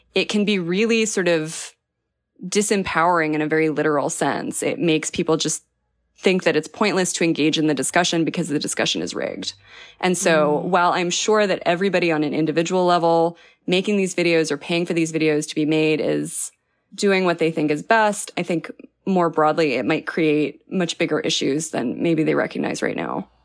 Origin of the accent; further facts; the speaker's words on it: New Mexico, United States; I'm from New Mexico